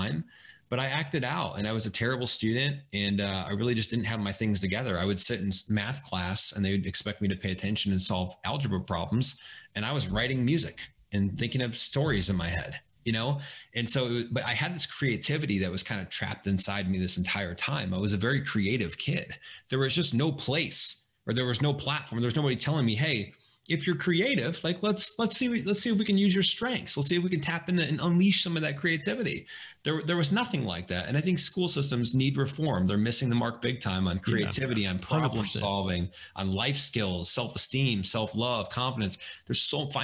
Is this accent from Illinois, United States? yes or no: yes; Springfield, Illinois, United States; I grew up in Springfield, Illinois.